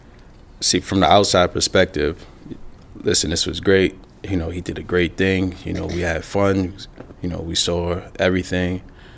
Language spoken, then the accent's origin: English; New York City, New York, United States; I'm from Harlem.